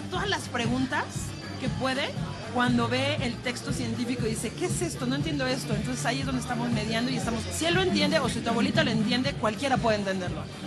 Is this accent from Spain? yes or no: no; Tlaxcala, Mexico; now in Mexico City, Mexico; yo soy originaria de Tlaxcala